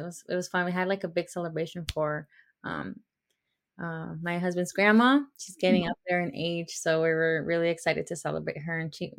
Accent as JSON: {"language": "English", "region": "Georgia", "country": "United States", "tie": "born or raised there", "said": "he is from my hometown here in Georgia."}